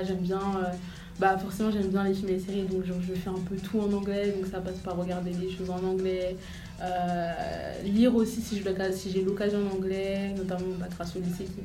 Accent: Brazzaville, Republic of the Congo; also born or lived in Senegal; j'ai 17 ans, je suis congolaise de Brazza et aussi sénégalaise.

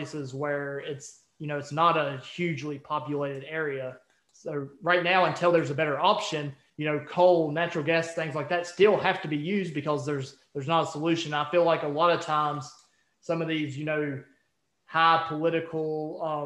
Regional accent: West Virginia, United States; now in Virginia, United States; I live in Virginia, and literally, you know, 10 minutes from where I live. And we're also from West Virginia

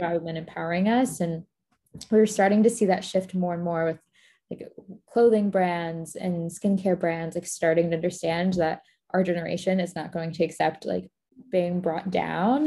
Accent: Florida, United States; moved away as an adult; also born or lived in Boston; I grew up in Florida

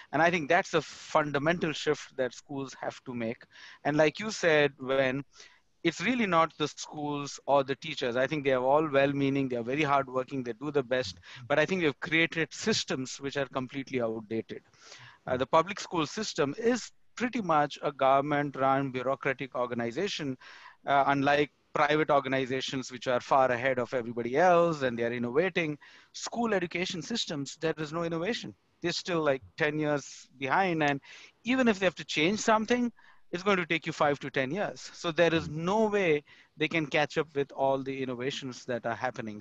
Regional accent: India; moved away as an adult; now in United States; I moved from India to US

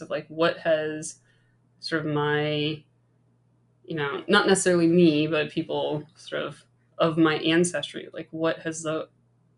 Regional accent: Midwest, United States; moved away as an adult; also born or lived in Hawaii / Oregon; I grew up in the Midwest

